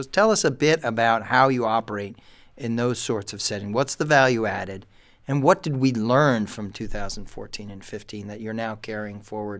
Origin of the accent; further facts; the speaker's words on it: United States; as an American